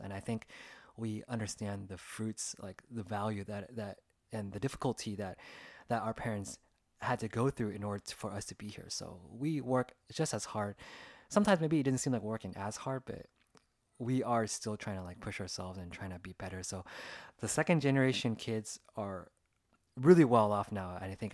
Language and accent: English; California, United States; growing up through the eyes of like an Asian American as a second generation here in California in the United States